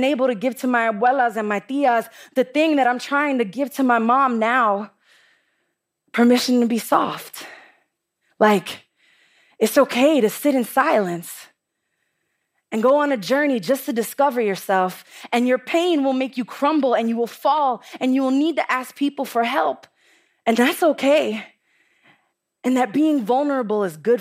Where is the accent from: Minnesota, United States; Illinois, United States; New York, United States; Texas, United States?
New York, United States; New York City; I'm from the Bronx, and the Bronx is tough